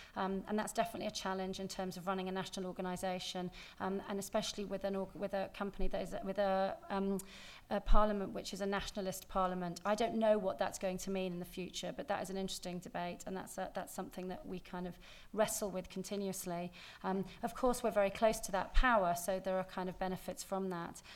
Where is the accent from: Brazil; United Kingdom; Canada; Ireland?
United Kingdom; England; moved away as an adult; now in Scotland; being English